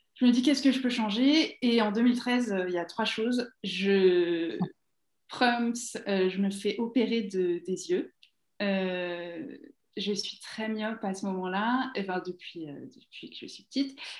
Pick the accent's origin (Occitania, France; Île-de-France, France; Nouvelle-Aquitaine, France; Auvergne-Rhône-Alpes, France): Île-de-France, France; Essonne; moved away as an adult; now in Toronto, Canada; j'ai grandi en Essonne